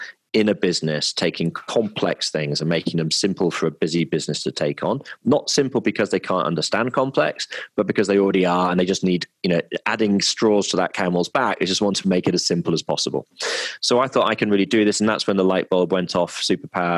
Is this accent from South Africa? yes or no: no; Midlands, United Kingdom; moved away; also born or lived in London / Hong Kong / Melbourne; I'm from the Midlands, and it's a very sort of entrepreneurial area